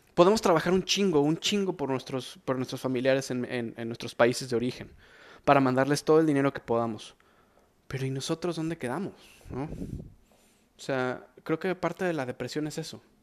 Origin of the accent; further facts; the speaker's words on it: Mexico; soy mexicano